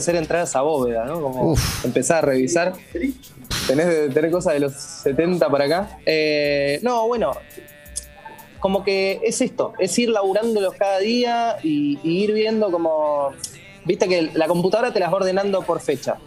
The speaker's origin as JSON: {"language": "Spanish", "town": "General San Martín", "region": "Buenos Aires Province", "country": "Argentina", "said": "yo soy de San Martín de casi al fondo"}